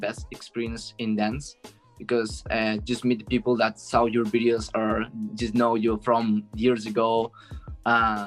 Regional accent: Barcelona, Catalonia, Spain; English is a second language; I'm from Spain, Barcelona, and I'm 23

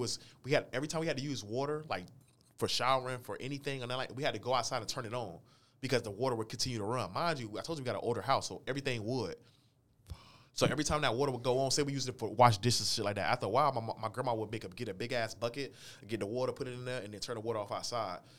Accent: St. Petersburg, Florida, United States; moved away as an adult; also born or lived in Newton, Kansas; now in Wichita, United States; I'm from Saint Petersburg, Florida, born and raised

